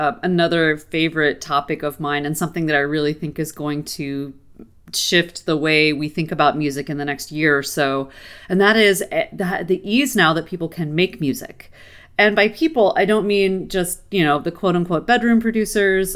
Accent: United States; as an American

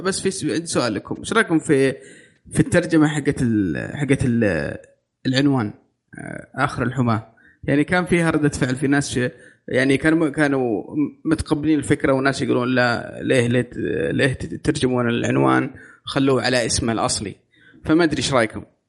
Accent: Saudi Arabia; عندنا في السعوديه

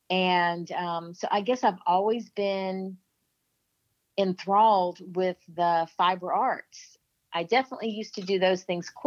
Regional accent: Albany, Georgia, United States; I was born in Albany, Georgia, and the folks in Albany actually pronounce it Albany but I was born in Georgia, raised for the most part in the South.

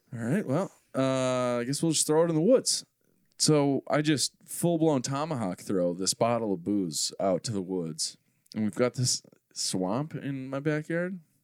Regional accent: Maple Grove, Minnesota, United States; I grew up in Maple Grove

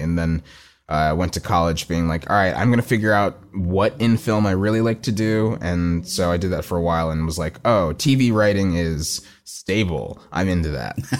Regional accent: Plano, Texas, United States; also born or lived in Austin, Texas; growing up in Plano is a very suburban place

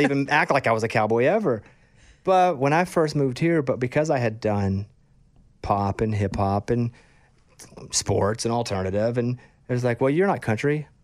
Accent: Arkansas, United States; also born or lived in Austin; now in Nashville, United States; I grew up in Arkansas

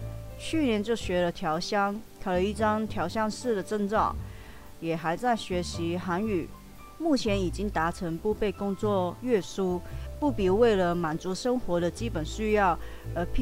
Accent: Hong Kong; first language Cantonese; Chinese is a second language; moved away as an adult; now in Taiwan; 我不是台湾土生土长的，我是几年前只身从香港到台湾打拼的九十后，也就是台湾说的八年级生，所以我的母语是粤语、广东话。

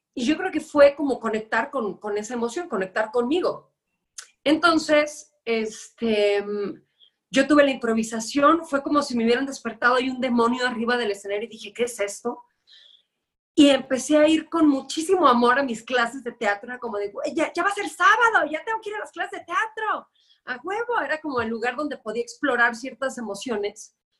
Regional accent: Guadalajara, Jalisco, Mexico; moved away as an adult; now in Mexico City, Mexico; yo soy tapatía, estuve allá 29 años de mi vida

